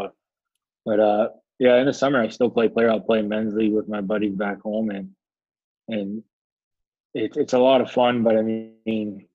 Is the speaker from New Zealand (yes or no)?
no; Canada; moved away as an adult; growing up in Canada